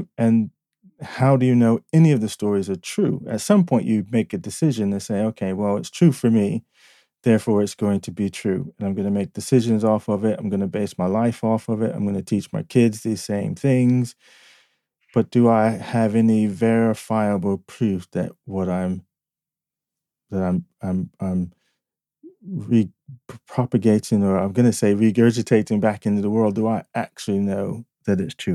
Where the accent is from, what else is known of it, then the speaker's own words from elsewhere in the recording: Newark, New Jersey, United States; also born or lived in Fort Monmouth, New Jersey; I grew up in the inner city. I was born in Newark, New Jersey.